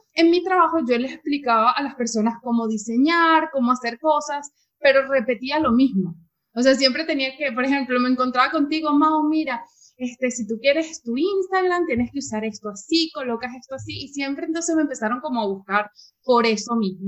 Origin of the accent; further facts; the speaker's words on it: Venezuela; moved away as an adult; yo soy venezolana